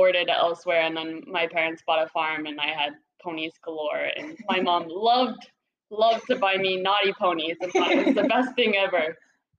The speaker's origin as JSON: {"language": "English", "area": "Whidbey Island", "region": "Washington", "country": "United States", "tie": "born or raised there", "moved": "as an adult", "lives_now": "Florida, United States", "said": "I grew up on a little island called Whidbey. Very cool place to grow up on."}